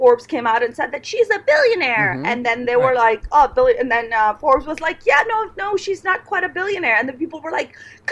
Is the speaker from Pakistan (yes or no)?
yes; Pakistan; now in United States; I grew up under a dictatorship in Pakistan